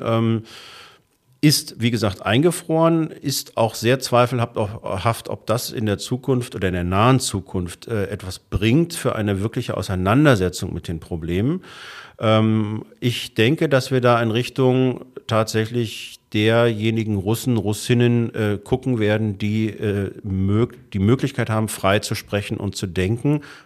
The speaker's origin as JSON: {"language": "German", "country": "Germany", "said": "als Deutscher"}